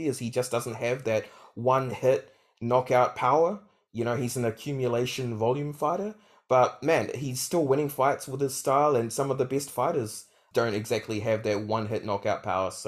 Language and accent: English; New Zealand; I'm a Kiwi.